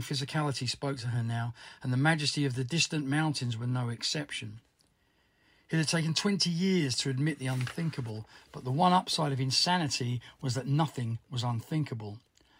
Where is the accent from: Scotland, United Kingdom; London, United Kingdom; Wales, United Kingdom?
London, United Kingdom; I'm a musician from Southwest London